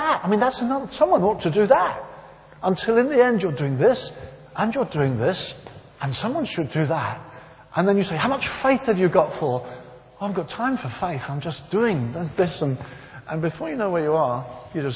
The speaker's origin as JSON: {"language": "English", "area": "near Brighton", "region": "South East England", "country": "United Kingdom", "tie": "born or raised there", "said": "it wasn't far from the town I was raised"}